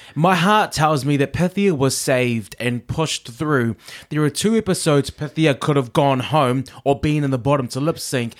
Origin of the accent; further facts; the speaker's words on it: New Zealand; I'm a Kiwi